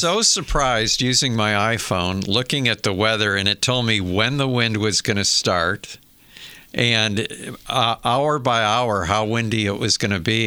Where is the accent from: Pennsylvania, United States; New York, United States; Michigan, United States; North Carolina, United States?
Michigan, United States; I remember as a kid growing up in Michigan